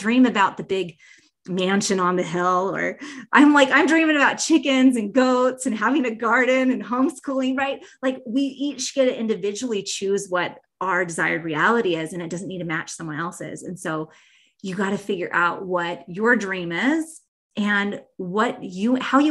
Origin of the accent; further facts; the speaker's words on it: Bozeman, Montana, United States; my hometown of Bozeman, Montana